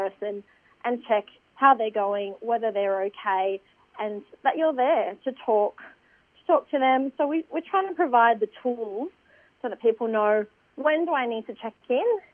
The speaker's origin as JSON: {"language": "English", "town": "Eaglehawk Neck", "region": "Tasmania", "country": "Australia", "moved": "yes", "lives_now": "Sydney, Australia", "said": "So I'm Palawa from Eagle Hawk Neck in southeast Tasmania."}